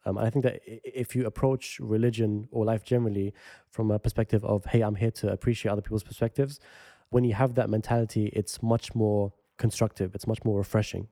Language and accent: English; London, United Kingdom; the area that I grew up in West London, which is close to central London